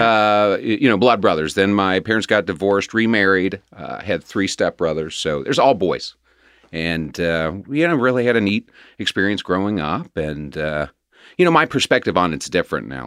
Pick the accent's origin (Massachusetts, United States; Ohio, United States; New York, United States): Ohio, United States; Cincinnati; also born or lived in Quantico, Virginia; I was pretty much raised here in Cincinnati.